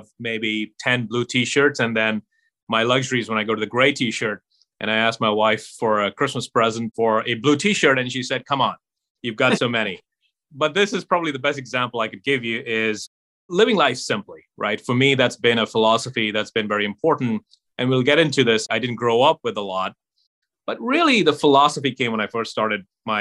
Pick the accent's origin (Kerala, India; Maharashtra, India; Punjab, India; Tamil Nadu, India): Maharashtra, India; Mumbai; I grew up in Mumbai